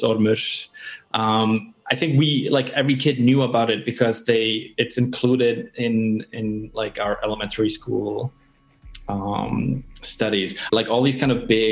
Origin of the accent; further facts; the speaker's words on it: Iceland; Born and raised in Iceland.